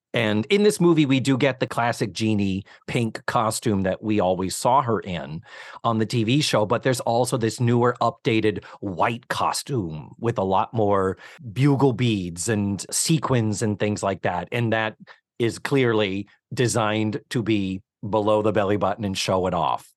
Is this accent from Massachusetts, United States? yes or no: yes; Massachusetts, United States; now in Orlando, United States; I was raised in Massachusetts